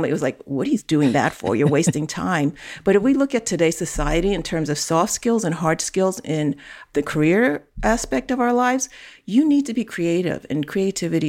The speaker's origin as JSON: {"language": "English", "town": "New York City", "region": "New York", "country": "United States", "tie": "born or raised there", "said": "I grew up in Chinatown, New York. I grew up in the city"}